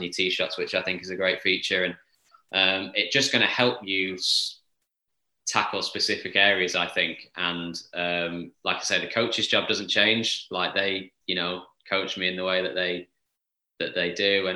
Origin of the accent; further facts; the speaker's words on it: Formby, North West England, United Kingdom; I grew up on Formby Hall, but I'm from that town